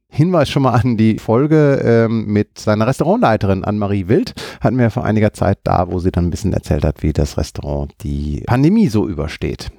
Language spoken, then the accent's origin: German; Düsseldorf, North Rhine-Westphalia, Germany; als Düsseldorfer